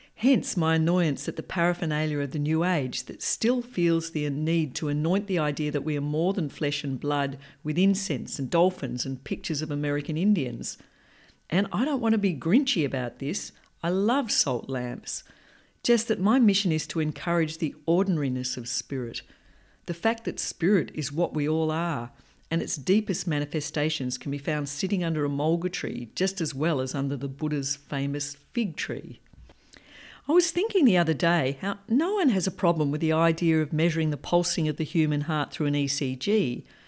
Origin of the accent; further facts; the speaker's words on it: Perth, Western Australia, Australia; I grew up in Perth in a loving, down-to-earth and rational family.